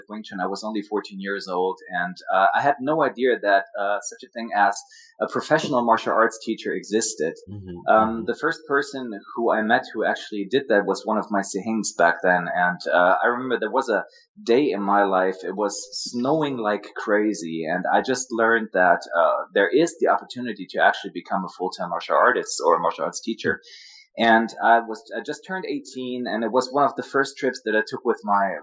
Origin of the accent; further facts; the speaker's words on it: Germany; moved away; also born or lived in United States; I was born and raised in Germany, but I spent huge chunks of my childhood and also of my adult life in the States